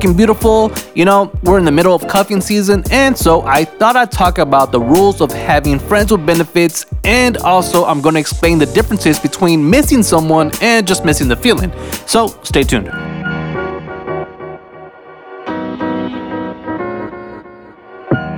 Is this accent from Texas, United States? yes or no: yes; South Texas, United States; now in San Antonio, United States; I am from South Texas